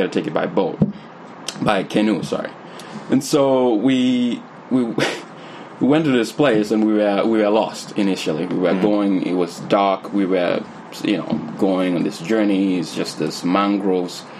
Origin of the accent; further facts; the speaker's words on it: Gambia; moved away; I grew up in the Gambia